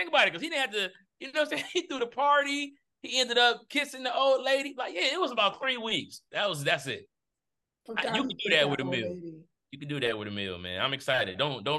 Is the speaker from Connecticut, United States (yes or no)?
no; Detroit, Michigan, United States; I'm from Detroit